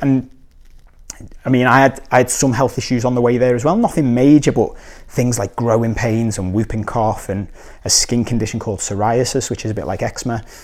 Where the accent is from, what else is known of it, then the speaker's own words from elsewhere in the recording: Liverpool, North West England, United Kingdom; moved away; also born or lived in Korea; I'm from Liverpool